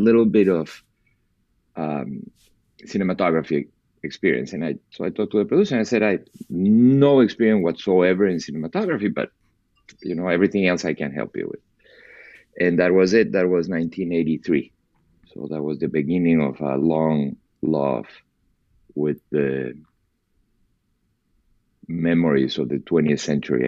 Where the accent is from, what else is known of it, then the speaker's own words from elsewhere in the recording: Peru; moved away; I was born and raised in Peru, in South America